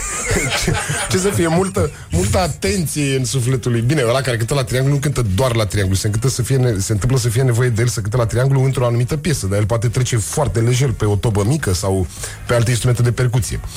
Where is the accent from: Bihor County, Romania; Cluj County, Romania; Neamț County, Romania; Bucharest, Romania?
Bucharest, Romania; Eu crescând în Berceni. Ah. Eu fiind bucureștean, bercenar de născare